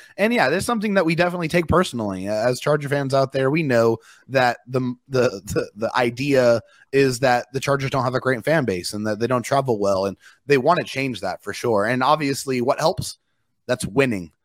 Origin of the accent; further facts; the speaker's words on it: San Diego, California, United States; I am from San Diego, born and raised